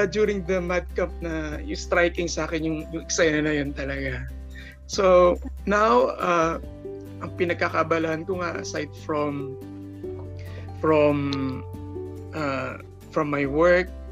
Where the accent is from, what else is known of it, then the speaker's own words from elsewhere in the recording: San Jose, Central Luzon, Philippines; also born or lived in Muntinlupa City; I was born actually in Muntinlupa City, pero na, ni-raise, na-raise ako dito sa, dito na ako na-raise sa Nueva Ecija, San Jose City.